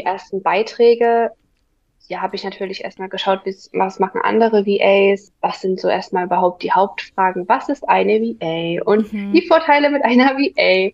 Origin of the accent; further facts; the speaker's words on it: near Dresden, Saxony, Germany; ich komme aus der Nähe von Dresden. Hier wohne ich